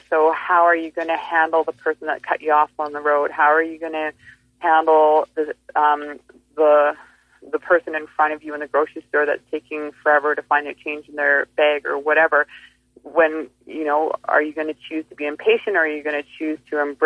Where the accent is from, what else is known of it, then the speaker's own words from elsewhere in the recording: Fairmont Hot Springs, British Columbia, Canada; moved away; I'm from the Kootenays